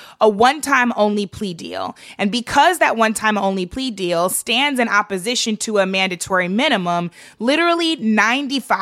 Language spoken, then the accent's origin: English; St. Louis, Missouri, United States; my hometown of St. Louis